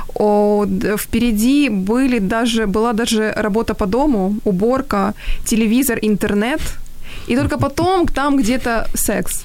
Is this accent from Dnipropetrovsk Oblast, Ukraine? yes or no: yes; Dnipro, Dnipropetrovsk Oblast, Ukraine; в моем родном городе в Днепре